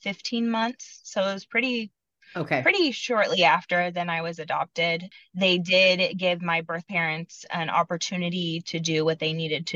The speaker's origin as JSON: {"language": "English", "region": "Iowa", "country": "United States", "tie": "born or raised there", "moved": "as an adult", "lives_now": "Kansas City, United States", "said": "I grew up in Iowa"}